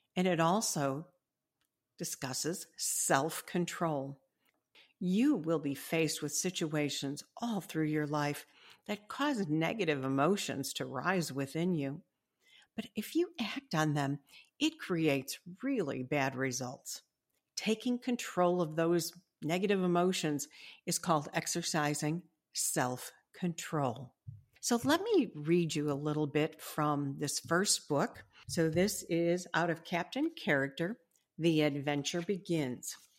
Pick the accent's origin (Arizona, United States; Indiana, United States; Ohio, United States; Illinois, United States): Illinois, United States; Illinois, which is my home state